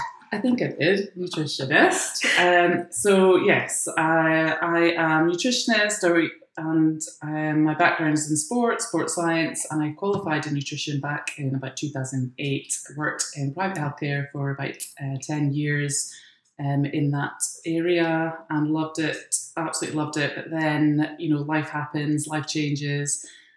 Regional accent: Doncaster, Yorkshire and the Humber, United Kingdom; I'm from Doncaster.

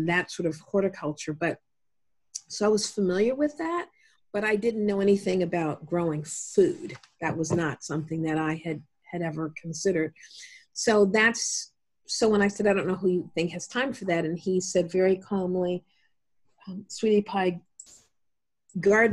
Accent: Columbus, Ohio, United States; I'm actually from Columbus, and so this is home

